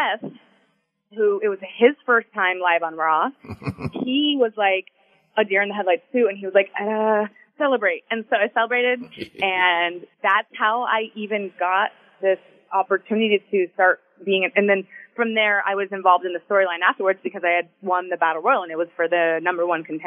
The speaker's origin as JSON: {"language": "English", "town": "Houston", "region": "Texas", "country": "United States", "tie": "born or raised there", "also_born_or_lived": "Tampa / South Florida", "moved": "as an adult", "said": "my hometown in Houston"}